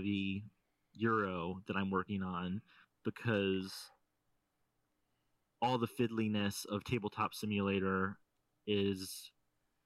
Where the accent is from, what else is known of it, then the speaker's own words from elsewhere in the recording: St. Louis, Missouri, United States; now in central Illinois, United States; Just north of St. Louis, which is my hometown.